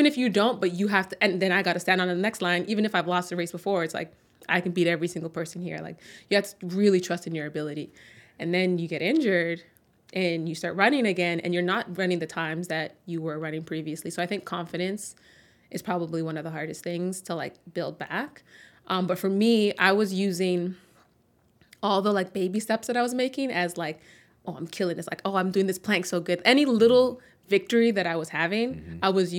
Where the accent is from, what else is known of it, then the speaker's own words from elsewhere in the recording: Toronto, Ontario, Canada; born there; That's I was born in Toronto.